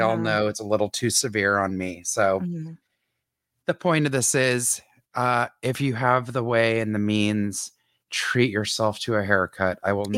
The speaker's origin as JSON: {"language": "English", "country": "Canada", "said": "Only because we are both Canadian citizens."}